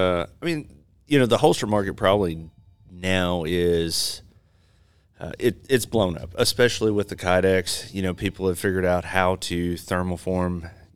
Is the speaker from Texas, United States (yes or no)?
no; Marshall, Arkansas, United States; I'm actually from Northwest Arkansas or North Central Arkansas.